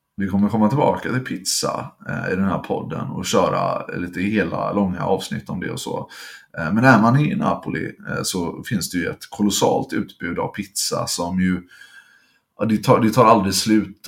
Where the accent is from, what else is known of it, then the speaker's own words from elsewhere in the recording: Gothenburg, Västra Götaland, Sweden; som göteborgare